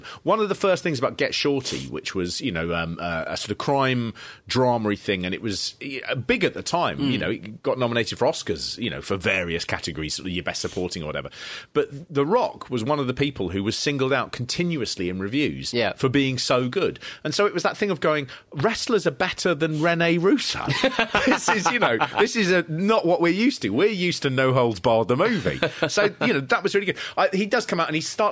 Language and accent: English; Harrow, London, United Kingdom; I come from Harrow